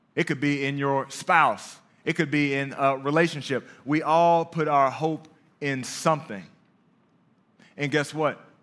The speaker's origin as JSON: {"language": "English", "town": "Dallas", "region": "Texas", "country": "United States", "also_born_or_lived": "Brooklyn, New York", "said": "Dallas, Texas, home"}